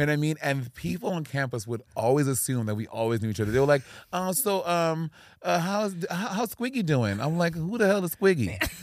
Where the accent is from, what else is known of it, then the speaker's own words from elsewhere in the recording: New York City, New York, United States; moved away as an adult; now in Los Angeles, United States; I'm from New York City in Brooklyn.